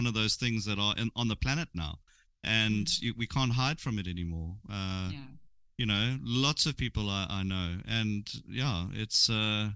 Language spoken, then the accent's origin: English; Durban, KwaZulu-Natal, South Africa; I'm from Durban